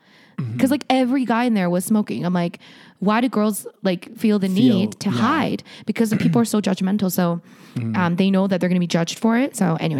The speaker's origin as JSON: {"language": "English", "country": "Canada", "said": "Canada is even more so because we are a British colony."}